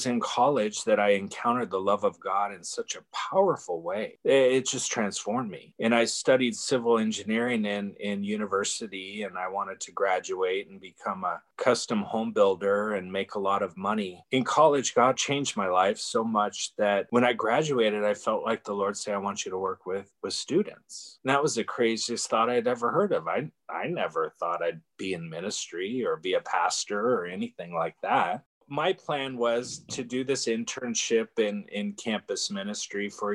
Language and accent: English; Bay Area, California, United States; I'm from the Bay Area, and I moved back to the Bay Area